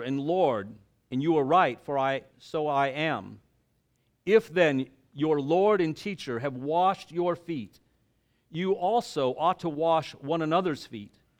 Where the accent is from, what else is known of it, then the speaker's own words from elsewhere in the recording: the South, United States; I was raised in the South, and my dad was in oil